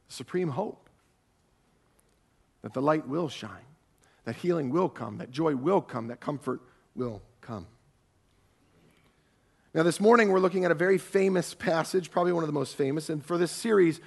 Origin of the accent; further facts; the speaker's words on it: Ohio, United States; I'm from Ohio